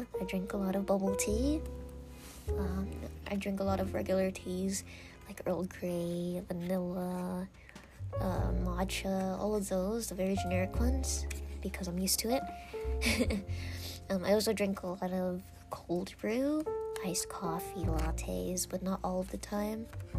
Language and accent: English; Philippines; I'm, like I said, I'm Filipina, and we grew up with the knowledge of Filipino time.